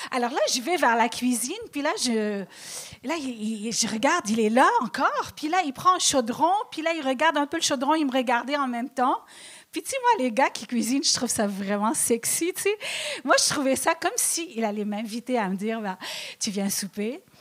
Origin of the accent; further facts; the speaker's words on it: Lebanon; moi, lorsque je dis que je suis libanaise, les gens toujours ils disent Ah ouais, ah, c'est intéressant.